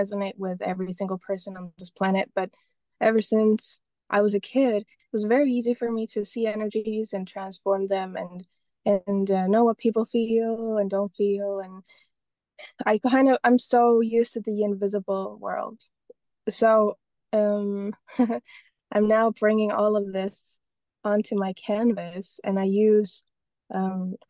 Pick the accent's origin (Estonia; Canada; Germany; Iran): Estonia; moved away; also born or lived in London; I'm originally from Estonia